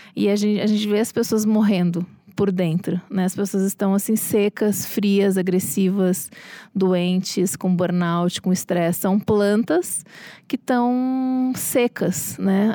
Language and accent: Portuguese; Porto Alegre, Rio Grande do Sul, Brazil; also born or lived in Rio de Janeiro; now in São Paulo, Brazil; eu sou de Porto Alegre